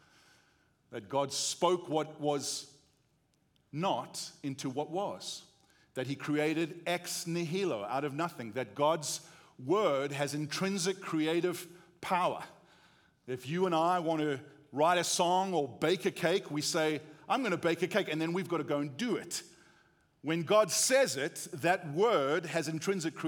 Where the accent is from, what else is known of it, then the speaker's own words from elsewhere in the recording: South Africa; accent: South African; moved away as an adult; now in United States; we grew up in South Africa